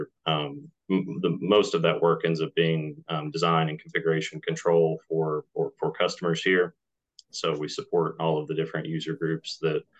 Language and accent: English; Knoxville, Tennessee, United States; also born or lived in Colorado; born and raised in Colorado. Lived there until I was about 8 years old, and then my family relocated here to Tennessee